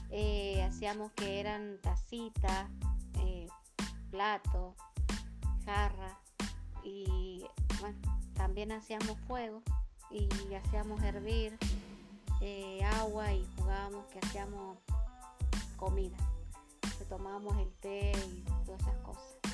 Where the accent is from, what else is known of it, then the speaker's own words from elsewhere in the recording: General Güemes, Salta, Argentina; yo crecí en General Güemes, un departamento que pertenece a Salta.